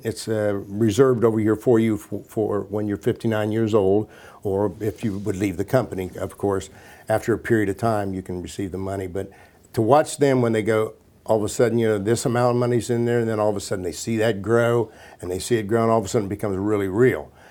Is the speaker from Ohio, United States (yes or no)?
yes; Washington Court House, Ohio, United States; also born or lived in Columbus, Ohio; I'm a kid from Washington Courthouse, Ohio